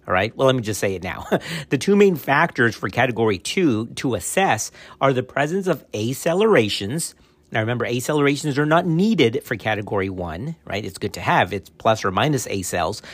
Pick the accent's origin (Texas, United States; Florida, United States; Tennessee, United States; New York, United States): Texas, United States; my home state in Texas